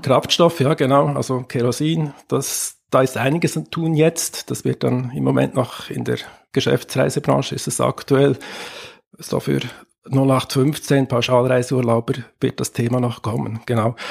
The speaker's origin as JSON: {"language": "German", "country": "Switzerland", "said": "ich bin Schweizer"}